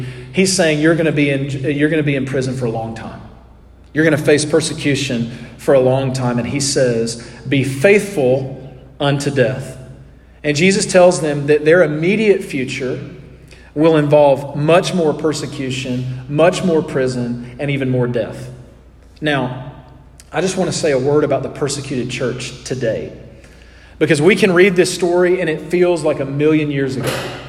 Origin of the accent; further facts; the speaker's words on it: United States; as American Christians.